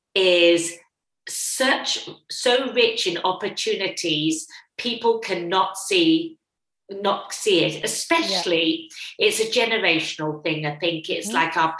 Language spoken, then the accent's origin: English; England, United Kingdom; moved away as an adult; now in Australia; Being English